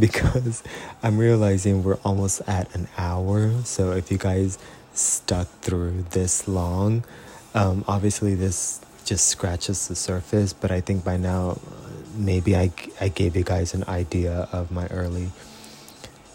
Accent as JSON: {"language": "English", "town": "Robstown", "region": "Texas", "country": "United States", "tie": "born or raised there", "also_born_or_lived": "Corpus Christi, Texas / San Antonio, Texas", "moved": "as an adult", "lives_now": "California, United States", "said": "I was born in Corpus Christi, raised in Robstown, Texas, from the years of basically an infant to about 12 or 13."}